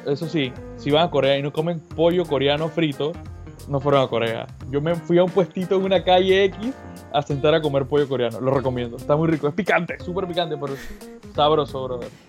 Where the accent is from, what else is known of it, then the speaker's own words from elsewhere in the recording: Panama; yo no soy irlandés, yo soy panameño.